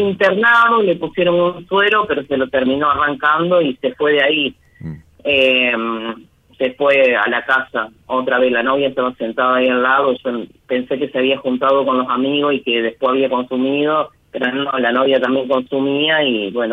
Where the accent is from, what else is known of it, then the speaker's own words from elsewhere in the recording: San Jorge, Santa Fe, Argentina; Yo soy de San Jorge, provincia de Santa Fe.